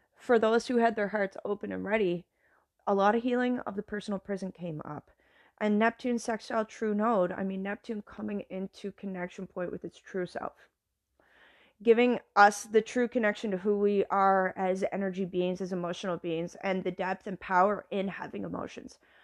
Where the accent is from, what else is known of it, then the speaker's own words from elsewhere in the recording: Canada; moved away as an adult; now in United States; as a Canadian